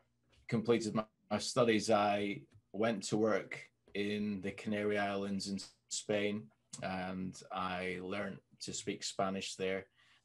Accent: Scotland, United Kingdom; now in Manchester, United Kingdom; But if I still speak to some friends back in Scotland, then the accent will come back sometimes with certain words, certain phrases.

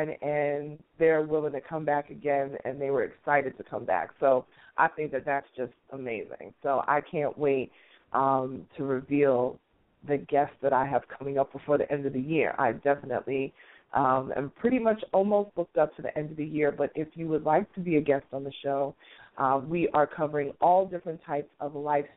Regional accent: New York City, New York, United States; moved away as an adult; also born or lived in Washington, D.C. area; now in Atlanta, United States; I am a native New Yorker, born and raised in Queens

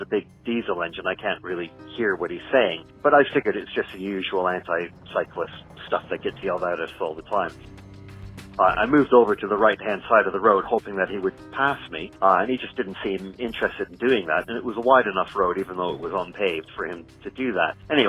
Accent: Brampton, Ontario, Canada; also born or lived in Ottawa / United Kingdom; now in Miami, United States; I'm originally from Brampton in Canada, but I call Ottawa home more than Brampton. Lived in the UK for the last 15 years, now just recently moved back to Miami.

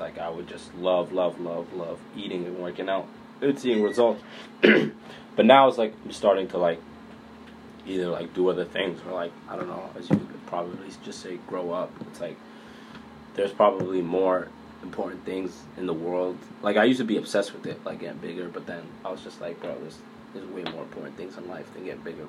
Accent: Boston, Massachusetts, United States; I grew up in Boston, uh, Mattapan

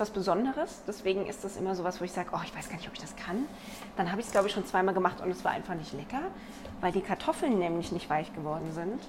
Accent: Black Forest, Baden-Württemberg, Germany; Ich komme ja aus dem Schwarzwald

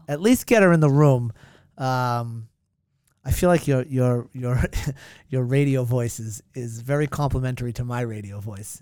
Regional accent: Hanover, Massachusetts, United States; moved away as an adult; now in Duxbury, United States; My hometown's Hanover

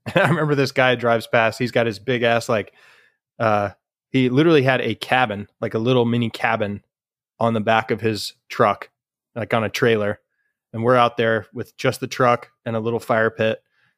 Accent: Colorado, United States; also born or lived in Michigan; growing up in Colorado and, you know, a little bit in Michigan, but we were kids

